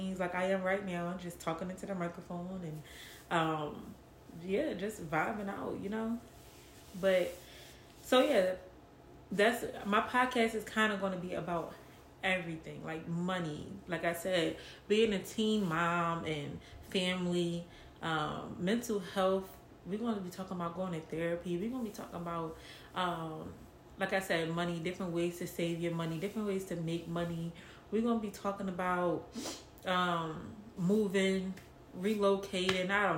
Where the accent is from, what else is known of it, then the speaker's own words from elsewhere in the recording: Philadelphia, Pennsylvania, United States; moved away as an adult; now in Atlanta, United States; I am from West Philadelphia, born and raised